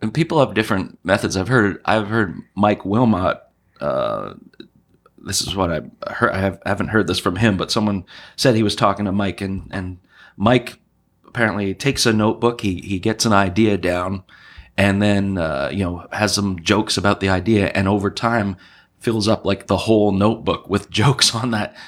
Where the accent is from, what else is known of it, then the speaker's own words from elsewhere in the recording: Montreal, Quebec, Canada; moved away; also born or lived in New Brunswick / Halifax; I'm from Montreal.